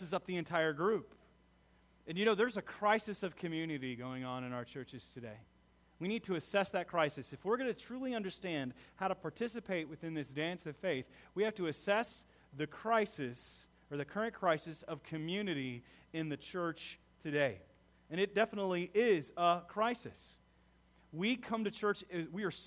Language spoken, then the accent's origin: English; United States; We as American